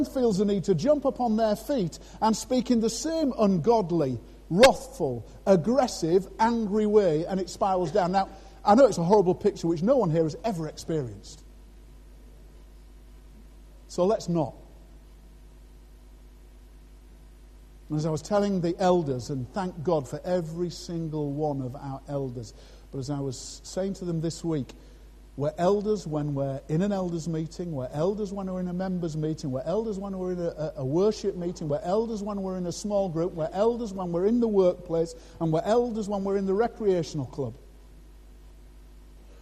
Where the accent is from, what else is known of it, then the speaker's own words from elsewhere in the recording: Scarborough, Yorkshire and the Humber, United Kingdom; moved away; Scarborough, my hometown.